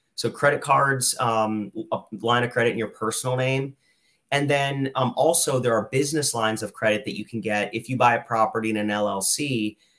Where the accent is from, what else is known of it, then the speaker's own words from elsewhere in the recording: Lehigh Valley, Pennsylvania, United States; I'm from the Lehigh Valley. I went to school here, I went to college here